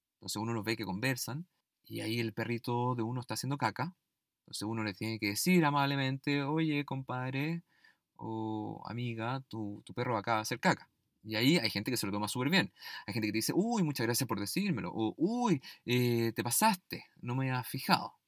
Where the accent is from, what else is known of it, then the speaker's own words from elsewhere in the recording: Chile; en mi país, en Chile